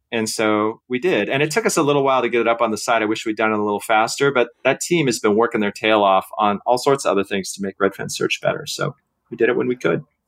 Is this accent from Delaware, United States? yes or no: no; Seattle, Washington, United States; when I was a kid growing up in Seattle